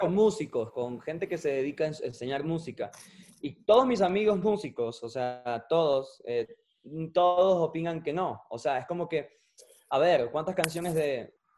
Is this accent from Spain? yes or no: no; Venezuela; somos venezolanos